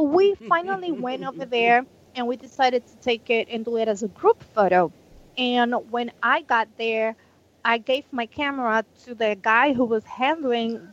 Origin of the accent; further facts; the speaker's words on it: Panama; moved away; I'm from Panama